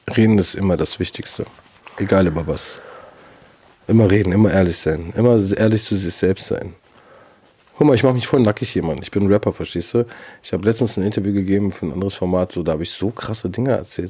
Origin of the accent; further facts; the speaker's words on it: Berlin, Germany; Ich bin Berliner